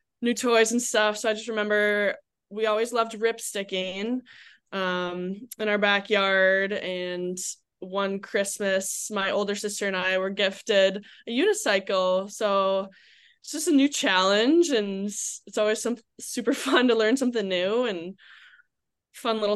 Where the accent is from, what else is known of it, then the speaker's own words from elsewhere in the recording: Minnesota, United States; moved away as an adult; now in Ithaca, United States; growing up in Minnesota